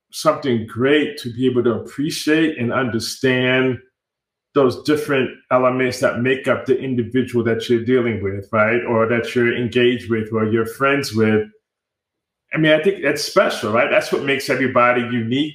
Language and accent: English; New York City, New York, United States; moved away as an adult; also born or lived in Rockland County, New York / Washington, D.C.; now in Austin, United States; I am a native New Yorker. I was born in the Bronx, New York, and uh, spent half of my uh, youth years in the Bronx, New York, and then also grew up in sort of like the suburban Rockland County area outside of New York City